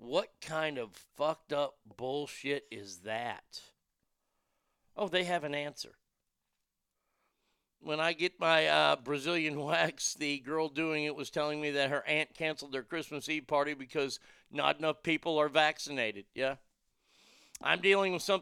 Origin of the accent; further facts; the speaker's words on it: United States; as an American